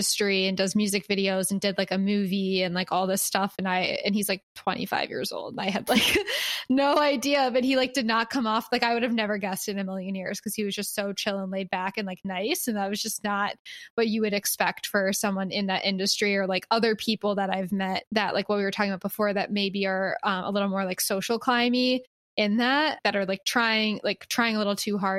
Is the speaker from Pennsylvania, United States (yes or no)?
yes; Philadelphia, Pennsylvania, United States; now in Los Angeles, United States; I was from Philly